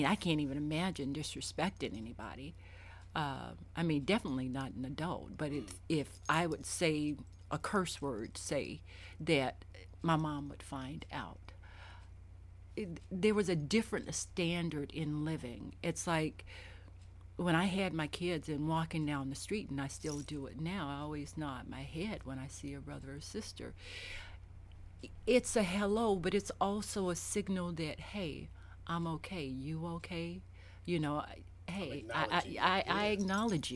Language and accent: English; the South, United States; now in Richmond, United States; I grew up in the South, and when I grew up, even though I knew my neighbors, and I lived in the projects